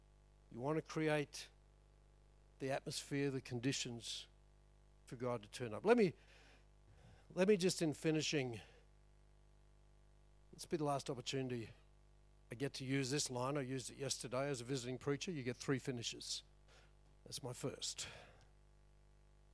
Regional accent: Chinchilla, Queensland, Australia; I grew up in Chinchilla, my dad ran an electrical business. We're the first TV in town

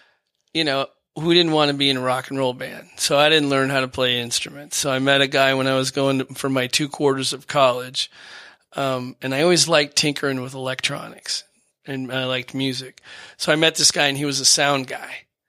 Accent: Dearborn, Michigan, United States; also born or lived in Seattle / Portland / New Orleans; Well, I grew up in Dearborn, and then I went to Seattle, and then I lived in Portland, Oregon. And then I lived in New Orleans.

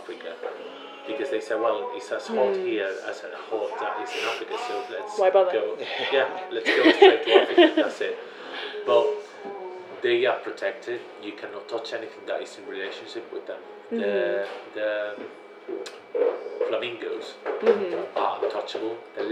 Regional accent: Granada, Andalusia, Spain; English is a second language; moved away as an adult; now in Oxford, United Kingdom; My hometown is Granada

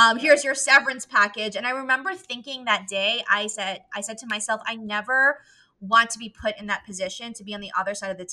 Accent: New York City, New York, United States; now in Charlotte, United States; I am originally from New York City, and I'm a millennial, and so I did not like Chicago as a Knicks fan growing up

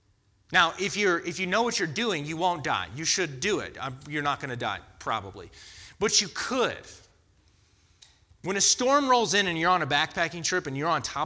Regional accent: Florida, United States; now in North Carolina, United States; I grew up in Florida to Floridians. And it's hot in Florida.

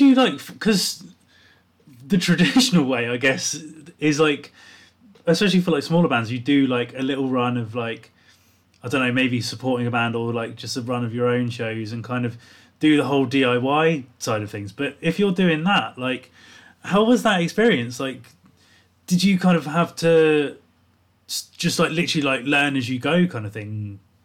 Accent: South Coast, England, United Kingdom; I grew up on the South Coast

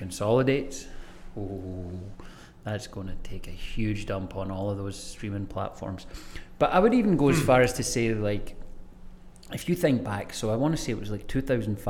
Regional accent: Greenock, Scotland, United Kingdom; My hometown is called Greenock, and the college in my hometown is called James Watt College

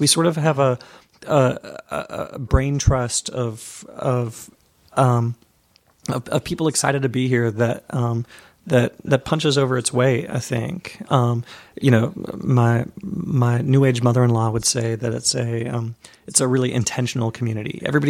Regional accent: Charlotte, North Carolina, United States; also born or lived in Seattle, United States; Previously to this, I lived in Charlotte. I went to school there, and that's where my parents live. And I was born in Seattle, Washington.

